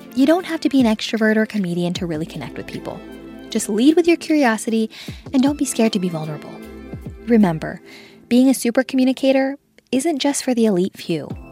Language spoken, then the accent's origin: English; Los Angeles, California, United States; I'm from L A. I, I grew up in the San Fernando Valley